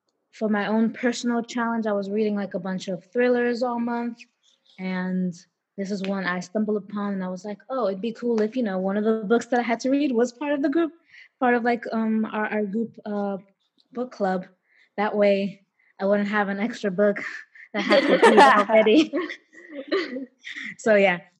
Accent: New York City, New York, United States; I'm from the Bronx.

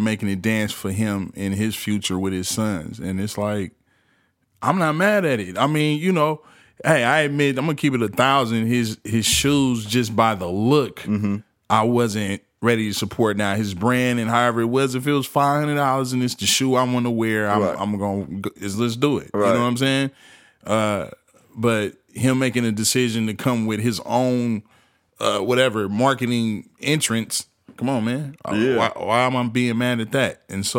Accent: West Coast, United States; Like I watched it. Like, you know, I'm from the West Coast. Of course we had our run.

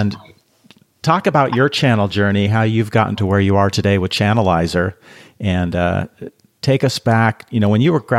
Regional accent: Seattle, Washington, United States; I grew up in Seattle

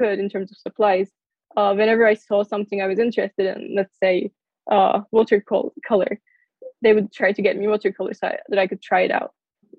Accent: United States; born there; So I was born in the United States. So I had a citizenship and like I always wanted to study here.

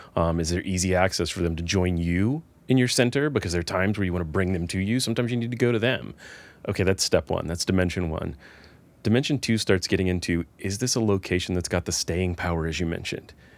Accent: Atlanta, Georgia, United States; now in Nashville, United States; I grew up in the Atlanta area.

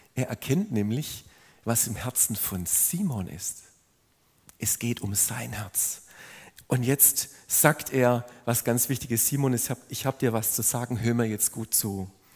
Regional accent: Swabia, Baden-Württemberg, Germany; wenn man als Schwabe so wahrgenommen wird

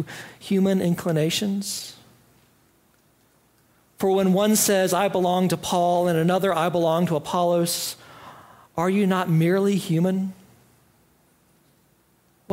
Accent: Greenville, United States; I grew up in Greenville, and my family attended Fourth Presbyterian Church in Greenville at the edge of downtown since before I was born

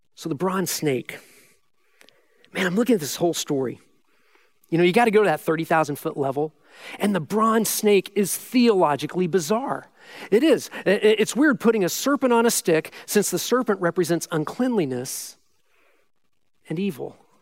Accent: Midwest, United States; I'm born and raised in the Midwest

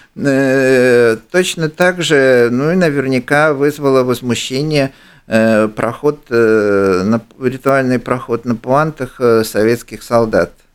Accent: Ukraine; я, украинец

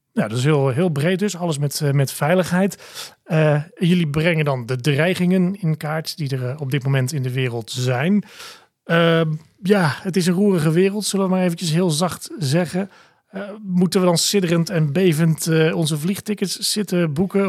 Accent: Netherlands; zijn wij Nederlanders

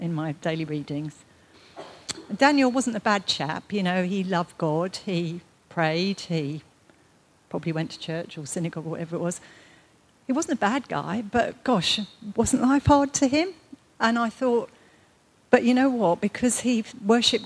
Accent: United Kingdom; being British

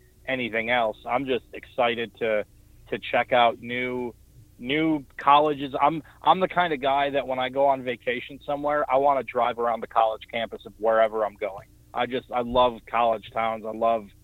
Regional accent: Milwaukee, Wisconsin, United States; moved away; Milwaukee, my hometown, Wisconsin, Milwaukee

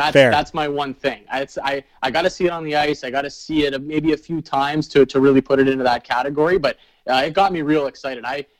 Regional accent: Canada; As a Canadian and a Canadian hockey fan, it's pretty intriguing to me to think of all of those teams in the same division.

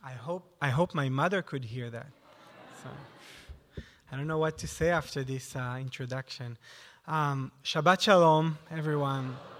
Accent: near Tzfat, Northern District, Israel; moved away; I grew up in Israel in a small

